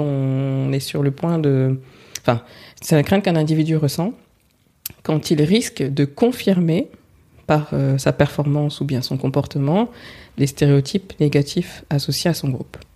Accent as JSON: {"language": "French", "country": "France", "said": "Je suis française, d'origine euh, sénégalaise, Peul"}